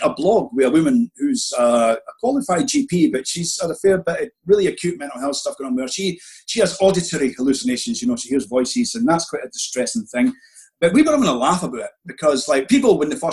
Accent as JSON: {"language": "English", "region": "Scotland", "country": "United Kingdom", "said": "I was raised in Church of Scotland, we had this very ferocious Scottish Presbyterian minister"}